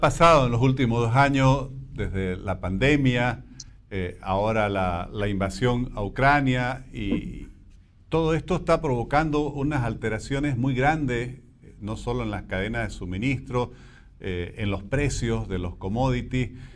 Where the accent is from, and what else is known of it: Bolivia